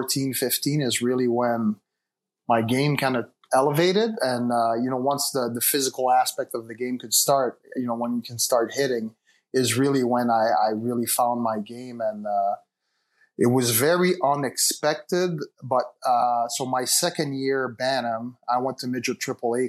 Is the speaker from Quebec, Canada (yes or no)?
yes; Laval, Quebec, Canada; also born or lived in Montreal; I was born and raised in Montreal, but I grew up in, it's a city. I mean, it's a suburban area of Montreal called Laval